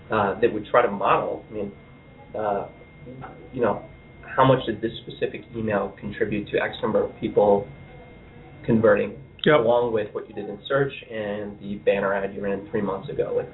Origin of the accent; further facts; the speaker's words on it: Indianapolis, Indiana, United States; moved away; also born or lived in Seattle; So I'm I'm actually from the Indianapolis area originally.